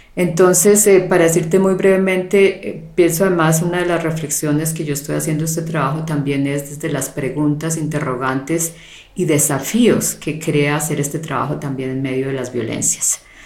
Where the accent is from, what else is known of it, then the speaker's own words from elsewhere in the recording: Colombia; also born or lived in Canada; en mi caso como como mujer, eh, como colombiana, como latinoamericana